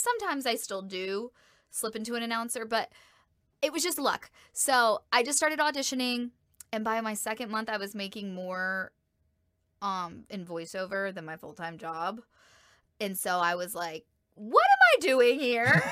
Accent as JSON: {"language": "English", "region": "Georgia", "country": "United States", "tie": "born or raised there", "moved": "as an adult", "lives_now": "El Paso, United States", "said": "my hometown and in the state of Georgia"}